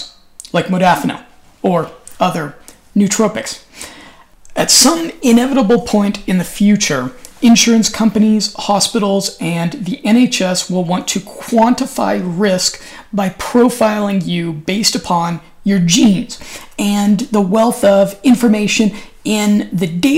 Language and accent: English; United States; now in Europe; I'm an American